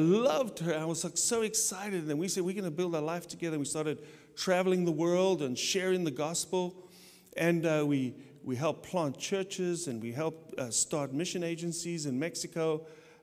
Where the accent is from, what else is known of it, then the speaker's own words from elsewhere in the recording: South Africa; moved away; I grew up in South Africa, I got saved, radically saved in South Africa